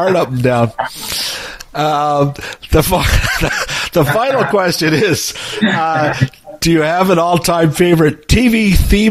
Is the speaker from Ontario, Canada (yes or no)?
yes; Toronto, Ontario, Canada; when I grew up in Toronto, the CFTO had the Flintstones on at noon